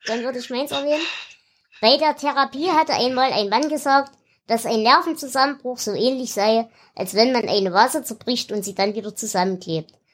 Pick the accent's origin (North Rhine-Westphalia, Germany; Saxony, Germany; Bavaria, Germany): Saxony, Germany; Erzgebirge; ich komme ja aus dem Erzgebirge. Also aus dem tiefsten Hinterland, wo nicht mal die Römer hin wollten